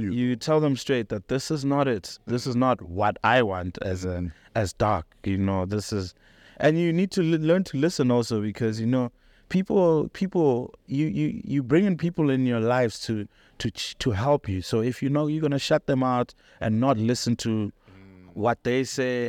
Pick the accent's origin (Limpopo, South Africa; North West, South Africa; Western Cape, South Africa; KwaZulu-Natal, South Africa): Limpopo, South Africa; Polokwane; moved away as an adult; also born or lived in Johannesburg; I was born and raised in Polokwane